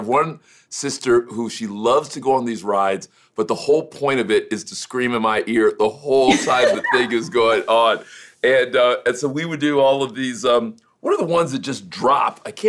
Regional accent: Miami, Florida, United States; I'm from Florida originally. I'm from Miami.

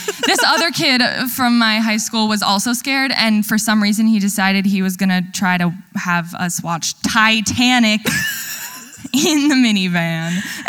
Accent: Ohio, United States; And so we are from Ohio.

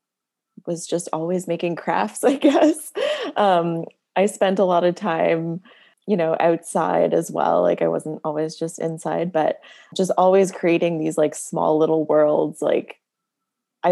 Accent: Nova Scotia, Canada; also born or lived in Sydney, Cape Breton, Nova Scotia / New Brunswick; When I was like 7 or 8, we moved back to Nova Scotia, and that's where I spent most of my childhood

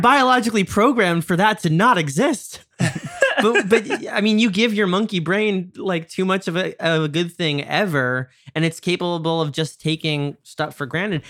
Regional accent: New York, United States; I'm from New York

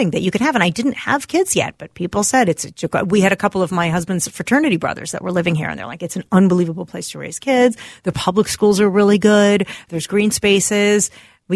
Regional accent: East Coast, United States; now in Minneapolis, United States; I'm from the East Coast

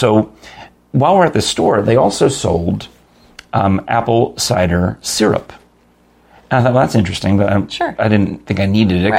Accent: New York, United States; Growing up in New York

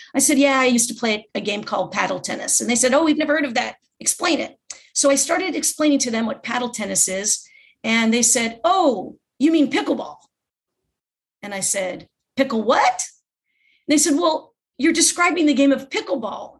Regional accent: Los Angeles, California, United States; also born or lived in Redondo Beach; I was born and raised in Southern California, grew up my whole life in Los Angeles area

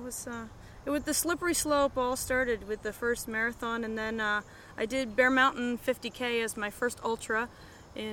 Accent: Vermont, United States; moved away as an adult; also born or lived in Pennsylvania / Delaware; now in Rochester, United States; I grew up in Vermont, and I saw areas of Vermont that you would never see otherwise

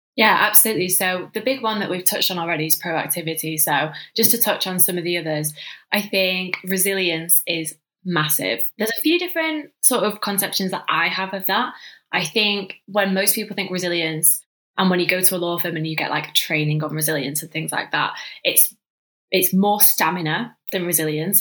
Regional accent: Manchester, North West England, United Kingdom; moved away; I'm from Manchester originally, so that's where I grew up in your classic like northern family household

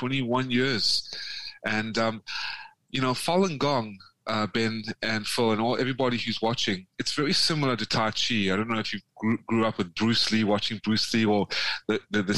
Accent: South Africa; also born or lived in Atlanta, Georgia, United States; now in Vietnam; I come from South Africa.

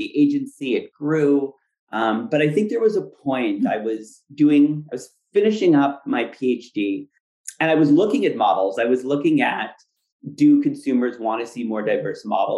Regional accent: Ottawa, Ontario, Canada; moved away as an adult; now in New York, United States; growing up in Ottawa, which is a great city, but when I was there, it was still pretty conservative

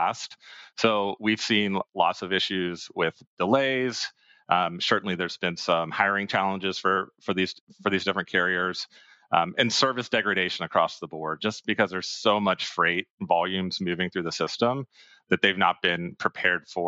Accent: Pennsylvania, United States; also born or lived in Boston, Massachusetts; now in Austin, United States; I'm originally from Pennsylvania, decided to stay in the Northeast, was up there for 5 years

